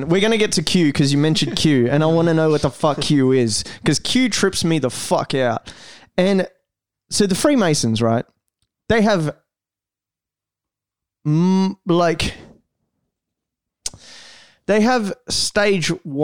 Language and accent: English; Brazil; English is a second language; now in Australia; I was born in Brazil